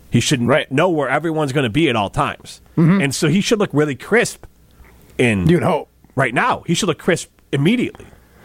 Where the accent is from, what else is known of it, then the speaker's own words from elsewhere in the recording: Wisconsin, United States; I'm from Wisconsin.